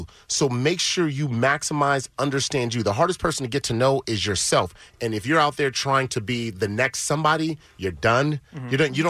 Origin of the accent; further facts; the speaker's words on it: Los Angeles, California, United States; I'm an LA guy, so, you know, I still feel like I'm the kid from Crenshaw.